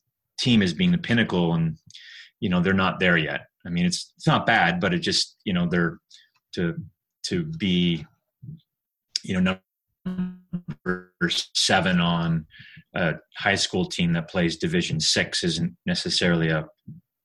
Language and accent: English; Calgary, Alberta, Canada; moved away as an adult; also born or lived in Cincinnati; now in Buffalo, United States; I grew up in Calgary